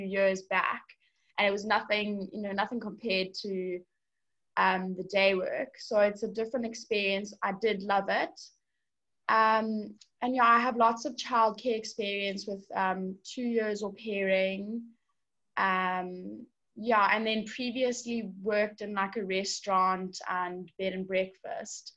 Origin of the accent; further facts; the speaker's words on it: South Africa; I'm a South African.